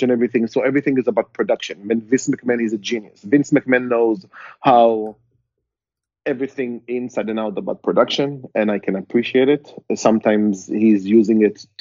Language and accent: English; Israel; moved away as an adult; now in San Diego, United States; growing up in Israel